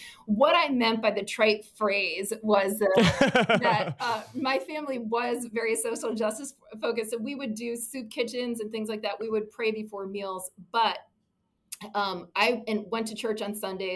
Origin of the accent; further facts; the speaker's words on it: Virginia, United States; my home state of Virginia